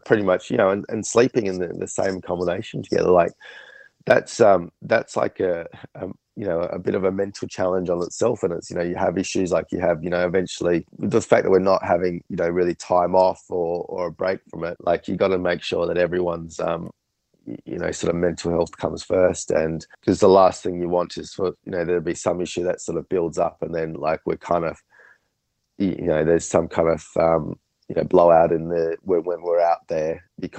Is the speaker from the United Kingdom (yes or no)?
no; Australia; we're from Australia